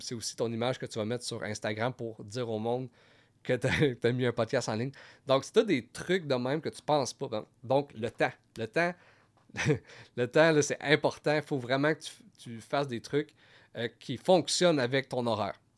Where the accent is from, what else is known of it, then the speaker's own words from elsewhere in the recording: Gatineau, Quebec, Canada; je viens de Gatineau